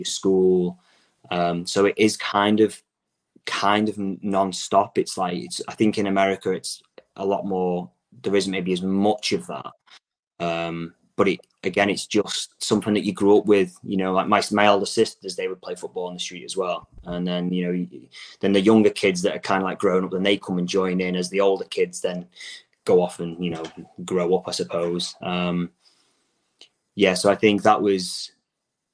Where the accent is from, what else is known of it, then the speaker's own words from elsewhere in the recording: near Liverpool, North West England, United Kingdom; now in Southern Illinois, United States; Growing up near Liverpool, obviously, you've got Liverpool and Everton fans